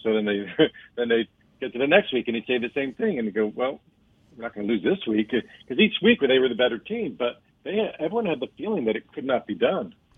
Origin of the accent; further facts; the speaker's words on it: Miami, Florida, United States; Miami was very different back then. You know, I grew up there. Um, I, we moved there in 1966